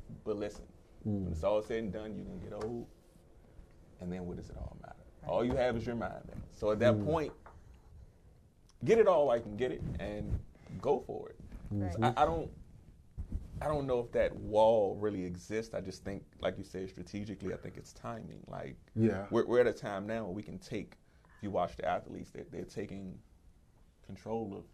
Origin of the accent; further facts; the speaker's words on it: Washington, District of Columbia, United States; I'm new generation, but I grew up in Northwest D.C.